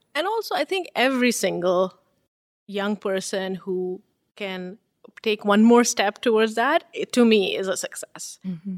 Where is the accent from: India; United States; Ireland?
India; Bengal; now in Canada; being born and raised in India